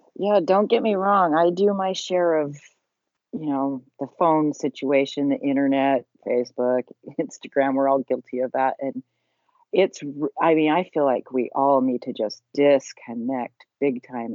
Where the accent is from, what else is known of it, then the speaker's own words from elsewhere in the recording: Salt Lake City, Utah, United States; I was raised in Salt Lake City, Utah